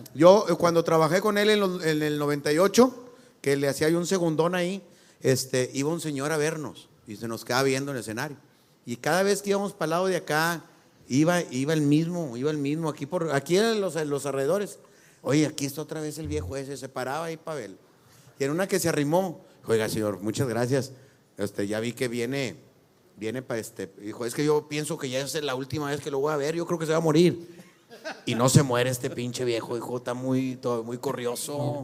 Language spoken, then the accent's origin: Spanish; Mexico; así somos los mexicanos